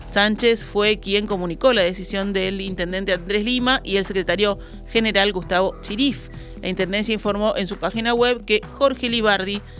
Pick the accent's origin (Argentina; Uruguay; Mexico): Uruguay; hacerlo más adecuado a lo que realmente nos cuesta como uruguayos el combustible importarlo